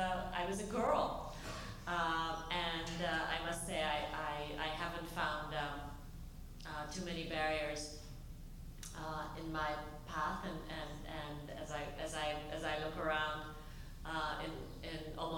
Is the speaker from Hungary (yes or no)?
yes; Hungary; now in United States; I never felt that I had to give up my Hungarian roots. Quite the contrary, I found that it strengthened my identity as an American, the fact that I was a refugee